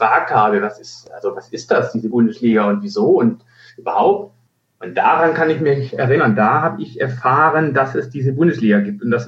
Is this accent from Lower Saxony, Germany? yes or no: no; Stuttgart, Baden-Württemberg, Germany; born there; Ich bin gebürtig aus Stuttgart, sogar aus Bad Cannstatt.